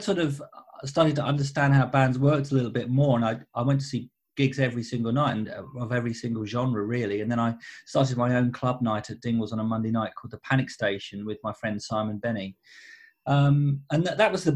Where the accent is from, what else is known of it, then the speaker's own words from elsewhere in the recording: Southend-on-Sea, East of England, United Kingdom; moved away as an adult; also born or lived in London; a four-piece band of very good friends that I grew up with back in Southend.